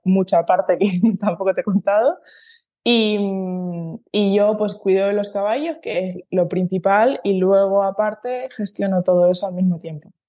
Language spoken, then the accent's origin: Spanish; San Cristóbal de La Laguna, Canary Islands, Spain; moved away as an adult; now in Basque Country, Spain; yo soy de Tenerife, ¿no? De un, de un barrio de, La Laguna.